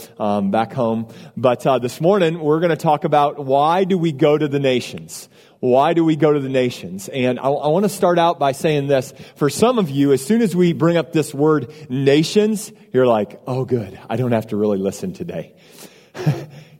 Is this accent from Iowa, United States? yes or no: yes; Iowa, United States; moved away as an adult; now in Austin, United States; I grew up in a small town in Iowa